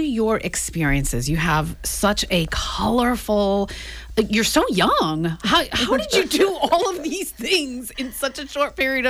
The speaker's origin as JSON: {"language": "English", "town": "New Bedford", "region": "Massachusetts", "country": "United States", "tie": "born or raised there", "said": "I was born in New Bedford."}